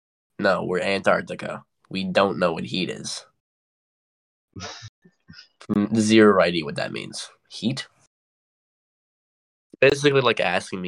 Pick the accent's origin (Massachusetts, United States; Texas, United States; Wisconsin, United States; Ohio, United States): Wisconsin, United States; now in Georgia, United States; I'm from Wisconsin